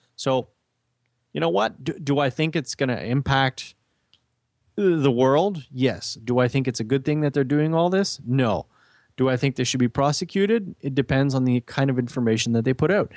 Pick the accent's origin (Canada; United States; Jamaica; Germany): Canada; we know as Canadian